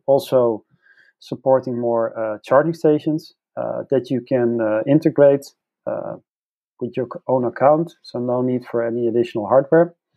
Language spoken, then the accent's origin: English; Netherlands; I come from the Netherlands